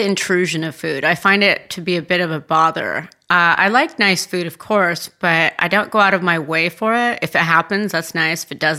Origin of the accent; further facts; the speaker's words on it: Tuscany, Italy; moved away; also born or lived in California; I grew up in Tuscany.